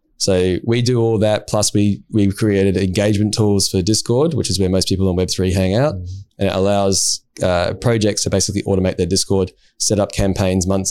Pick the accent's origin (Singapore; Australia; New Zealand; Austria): Australia; Perth, Western Australia; we're both from Perth, both met up through Perth Crypto Crew back in the day